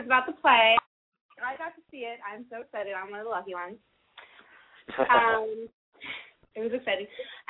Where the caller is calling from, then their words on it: Boston, Massachusetts, United States; I'm calling from Boston.